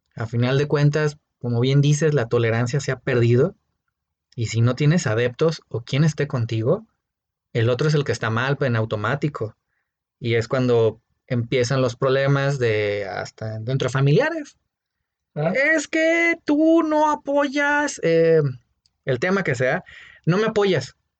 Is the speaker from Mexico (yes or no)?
yes; Mexico; Nosotros como mexicanos